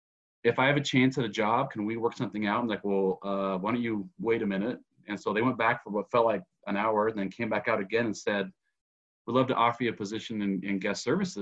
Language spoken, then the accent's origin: English; Utah, United States; I grew up in Utah.